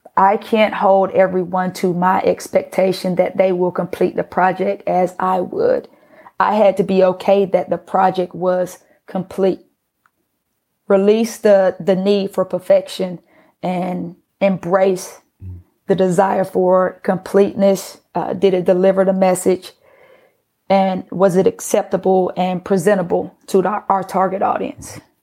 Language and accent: English; Atlanta, Georgia, United States; also born or lived in Pittsburgh; being that I was from Atlanta